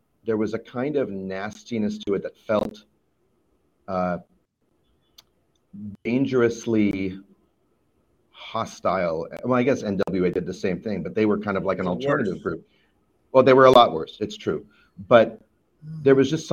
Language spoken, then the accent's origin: English; Vancouver, British Columbia, Canada; growing up in Vancouver, Canada